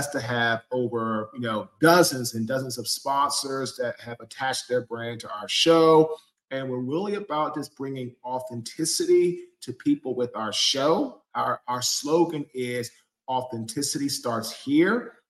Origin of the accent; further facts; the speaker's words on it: Washington, District of Columbia, United States; now in Fuquay-Varina, United States; I am originally from Washington, D.C. I now live in Fuquay, Varina, North Carolina